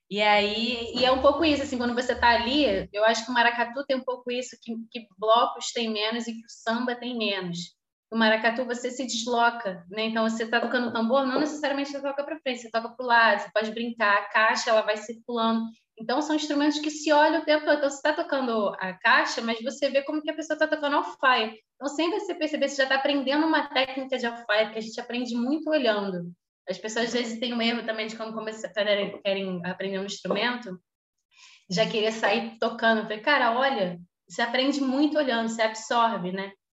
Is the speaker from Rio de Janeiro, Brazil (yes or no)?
yes; Petrópolis, Rio de Janeiro, Brazil; now in Rio de Janeiro, Brazil; eu nasci no Rio, mas cresci em Petrópolis